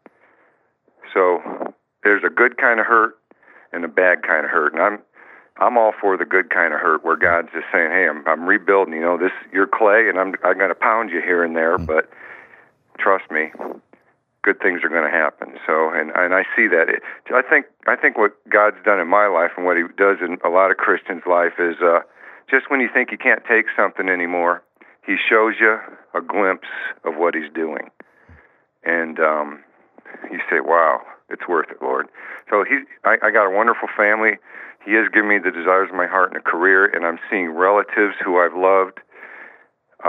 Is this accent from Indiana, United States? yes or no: yes; Gary, Indiana, United States; also born or lived in Los Angeles; I was born in Gary, Indiana, in the the mean streets of Gary, Indiana. Lived with my mom and, geez, how many other relatives in a two-bedroom rundown apartment